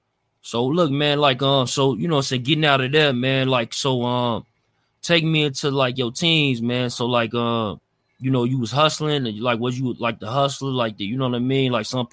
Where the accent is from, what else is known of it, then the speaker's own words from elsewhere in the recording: Midwest, United States; I'm from the Midwest